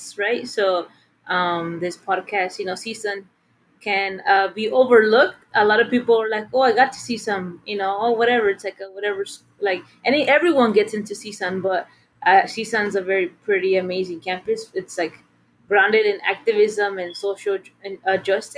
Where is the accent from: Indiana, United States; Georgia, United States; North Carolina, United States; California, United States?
California, United States; Fillmore; moved away as an adult; now in Compton, United States; I am originally from Fillmore, California, but I live in Compton